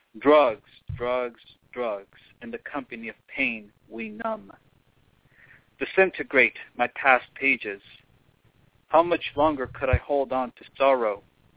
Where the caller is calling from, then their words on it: Los Angeles, California, United States; I'm calling from what I like to call Hollywood Babylon.